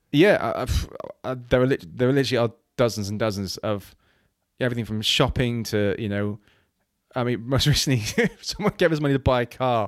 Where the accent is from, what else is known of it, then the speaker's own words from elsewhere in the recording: Wales, United Kingdom; moved away; growing up in Wales, you know, my, my, my parents plighted the church